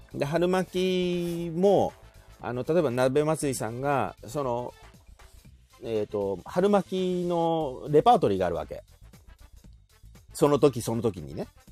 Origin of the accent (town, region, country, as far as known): Shizuoka, Japan